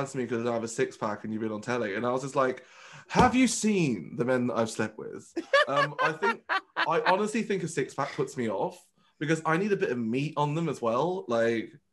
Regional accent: Birmingham, West Midlands, United Kingdom; first language Vietnamese; English is a second language; moved away as an adult; I moved away from Birmingham.

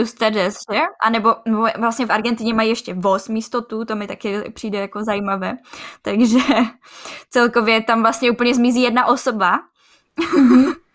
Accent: Czechia; u nás v Čechách

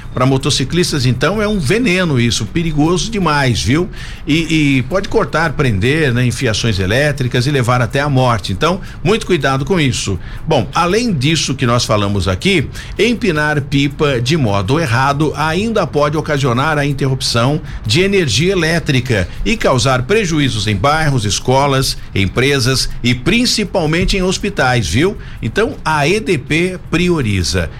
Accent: Brazil; eu sou brasileiro

